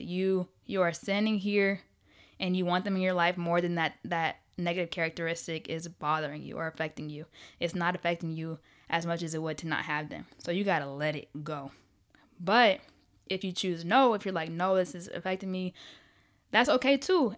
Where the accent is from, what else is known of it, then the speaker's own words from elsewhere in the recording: Riverdale, Georgia, United States; also born or lived in Ohio; I was born in Ohio, but I was raised on the south side of Atlanta, gang, gang, Riverdale all day, baby.